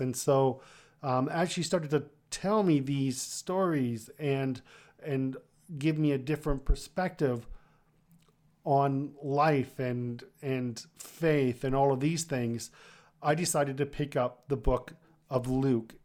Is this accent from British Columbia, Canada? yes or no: no; Kitchener, Ontario, Canada; also born or lived in Toronto; my hometown at that time in, in Kitchener